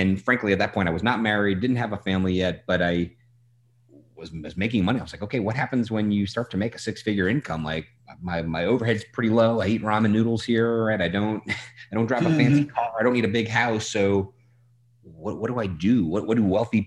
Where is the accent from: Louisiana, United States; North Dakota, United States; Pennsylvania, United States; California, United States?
Louisiana, United States; New Orleans; moved away; I'm from New Orleans originally